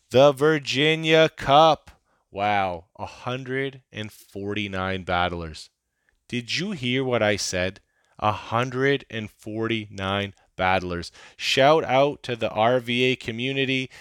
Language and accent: English; Canada; I'm a Canadian